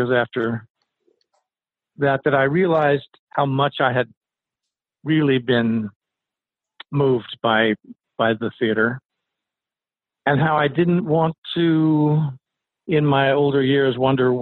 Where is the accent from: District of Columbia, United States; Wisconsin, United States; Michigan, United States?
District of Columbia, United States; Washington; I grew up in Washington, D.C.